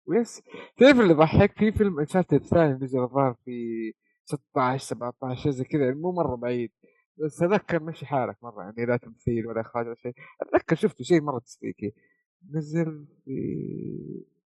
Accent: Saudi Arabia; عندنا في السعوديه

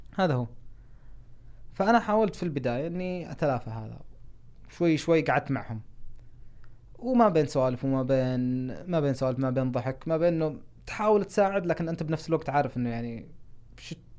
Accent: Saudi Arabia; moved away as an adult; also born or lived in Seattle, Washington, United States; انا ما قد طلعت ابدا من السعوديه قبل ما اروح ادرس

